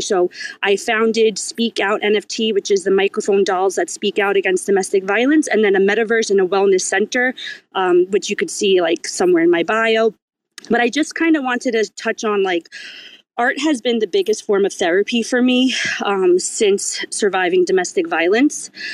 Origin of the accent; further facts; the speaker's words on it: New York, United States; I'm from New York